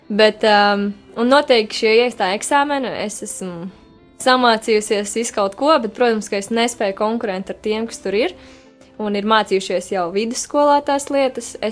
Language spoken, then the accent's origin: Latvian; Liepāja, Latvia; now in Riga, Latvia; es arī esmu no Liepājas, un es ļoti lepojos ar to. Un, lai arī es dzīvoju Rīgā jau sesto gadu, es nevaru sev nosaukt par rīznieci